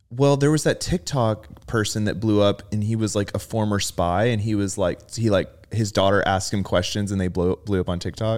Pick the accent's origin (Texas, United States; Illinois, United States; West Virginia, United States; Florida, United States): Texas, United States; Rockwall; growing up in Rockwall